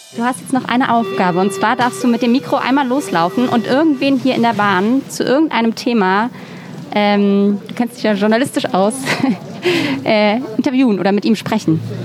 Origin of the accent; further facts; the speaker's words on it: near Mainz, Rhineland-Palatinate, Germany; now in Berlin, Germany; ich komme doch aus der Nähe von Mainz